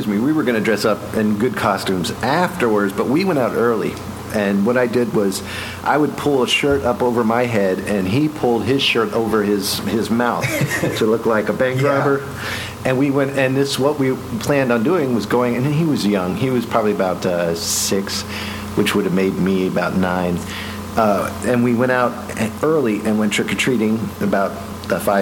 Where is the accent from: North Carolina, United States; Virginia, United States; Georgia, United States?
Virginia, United States; Arlington; I grew up in Washington D.C. area, so Arlington, Virginia, right outside of D.C.